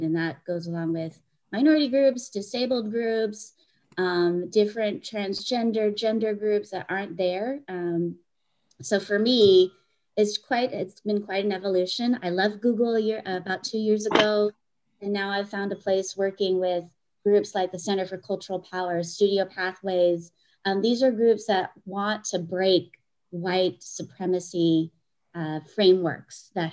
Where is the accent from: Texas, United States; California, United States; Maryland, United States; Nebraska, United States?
California, United States; Hayward; also born or lived in Santa Barbara, California / Los Angeles, California; I was born and raised here in the Bay, Hayward, California